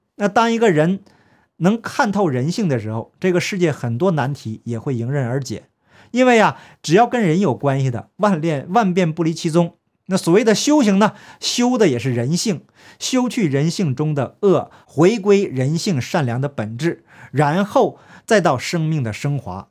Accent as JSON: {"language": "Chinese", "region": "Heilongjiang", "country": "China", "tie": "born or raised there", "said": "我的家乡黑龙江"}